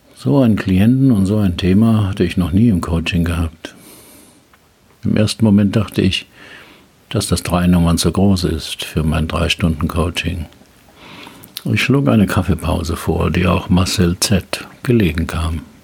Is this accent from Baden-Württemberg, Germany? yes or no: yes; Heidelberg, Baden-Württemberg, Germany; Heidelberger Schloss, meiner Geburtsstadt